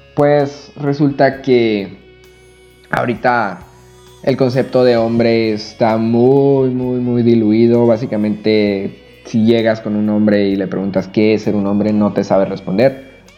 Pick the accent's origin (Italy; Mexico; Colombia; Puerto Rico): Mexico; Chihuahua; now in Todos Santos, Mexico; soy de la ciudad de Chihuahua, ahorita radico en un pueblo que se llama Todos Santos.